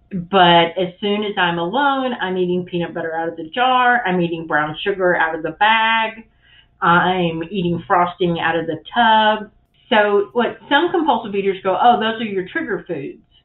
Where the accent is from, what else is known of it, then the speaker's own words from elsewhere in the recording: the South, United States; I grew up in the South